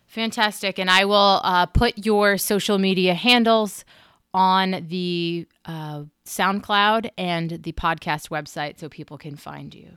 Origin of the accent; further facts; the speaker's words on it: Hampton Falls, New Hampshire, United States; where I grew up in Hampton Falls, New Hampshire